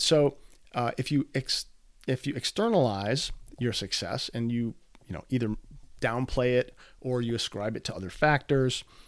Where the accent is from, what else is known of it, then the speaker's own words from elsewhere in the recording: Midwest, United States; I'm from the Midwest